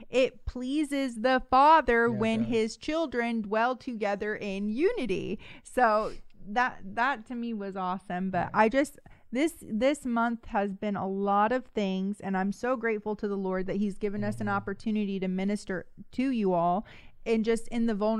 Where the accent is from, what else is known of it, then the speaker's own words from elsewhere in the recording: the Bay Area, California, United States; I'm from the Bay